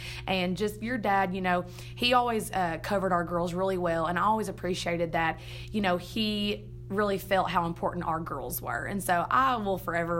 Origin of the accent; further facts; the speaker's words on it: Blossom, Texas, United States; also born or lived in Tyler, Texas / Latexo, Texas; I grew up in Blossom, and that is where I still live today.